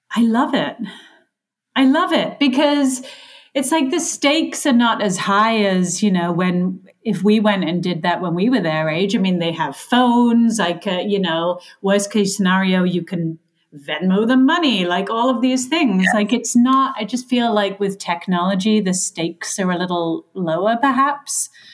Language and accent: English; England, United Kingdom; now in United States; I was raised in England